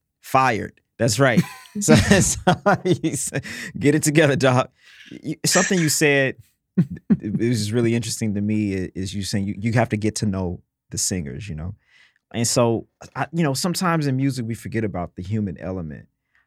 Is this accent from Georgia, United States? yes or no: no; Mississippi, United States; I'm from Mississippi.